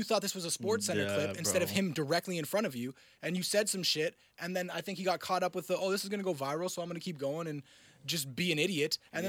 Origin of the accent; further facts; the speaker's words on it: Clarkson, Ontario, Canada; I grew up in Clarkson and went to a Catholic school